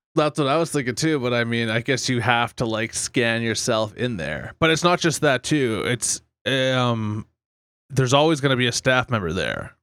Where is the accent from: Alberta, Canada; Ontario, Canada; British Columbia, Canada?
Alberta, Canada; Fort McMurray; 7 Eleven, where we both grew up in the downtown of Fort Mac